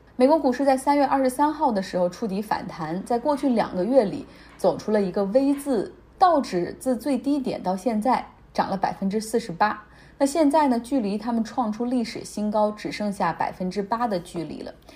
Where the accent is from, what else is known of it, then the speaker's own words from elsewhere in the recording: Harbin, Heilongjiang, China; 就像我老家，就黑龙江、哈尔滨